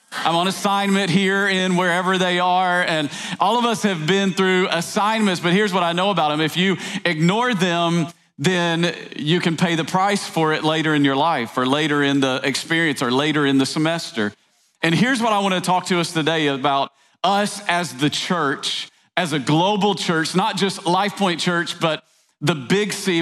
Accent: East Tennessee, United States; I grew up in East Tennessee

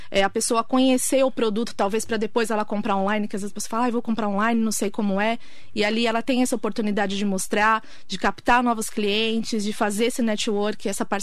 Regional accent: São Paulo, Brazil; moved away as an adult; Eu vim de São Paulo, zona norte de São Paulo.

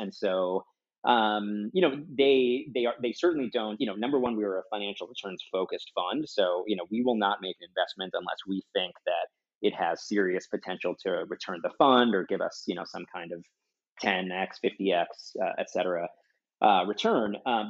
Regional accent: Wisconsin, United States; I come from Wisconsin

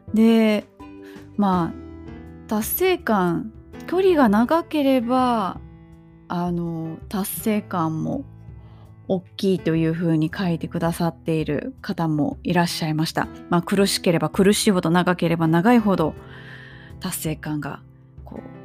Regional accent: Kobe, Hyogo, Japan; 私の地元神戸市須磨区から

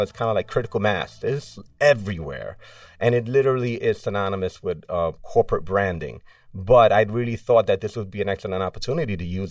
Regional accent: New York City, New York, United States; a Latin growing up in New York City.

